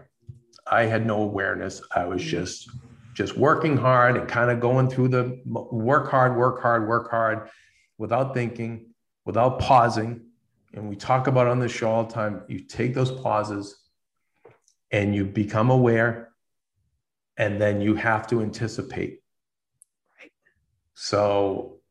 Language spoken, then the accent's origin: English; Boston, Massachusetts, United States; now in Los Angeles, United States; I'm from Boston. I'm a Boston Italian.